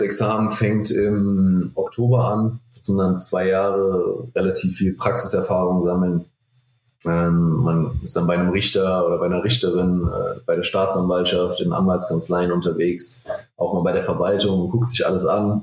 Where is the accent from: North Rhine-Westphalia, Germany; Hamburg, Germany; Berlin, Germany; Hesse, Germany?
Hesse, Germany; Frankfurt; ich komme aus Frankfurt, ich bin extrem heimatverbunden